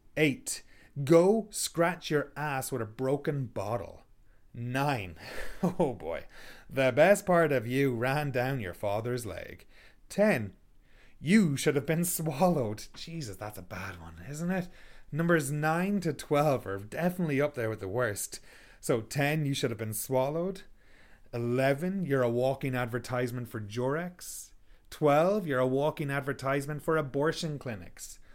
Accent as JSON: {"language": "English", "country": "Ireland", "moved": "yes", "lives_now": "Canada", "said": "I am from Ireland. I live in Canada."}